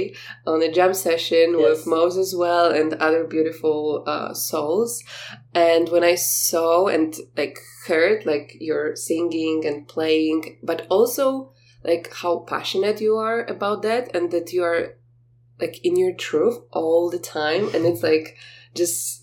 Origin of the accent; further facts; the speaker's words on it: Poland; I told you that I'm from Poland